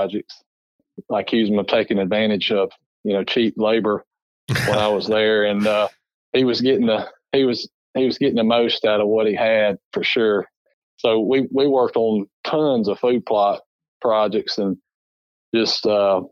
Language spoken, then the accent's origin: English; Alabama, United States; I grew up in Alabama